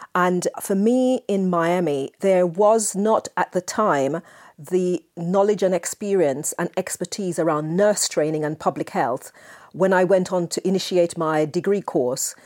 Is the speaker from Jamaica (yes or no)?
yes; Jamaica; moved away; I spent my formative years in Jamaica, as you may be able to tell from my accent